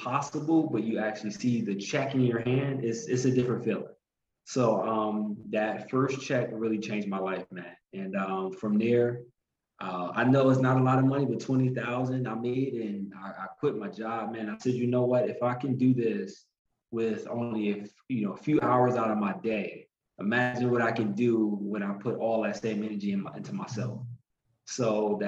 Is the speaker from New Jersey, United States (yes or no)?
yes; Newark, New Jersey, United States; born and raised in Newark, New Jersey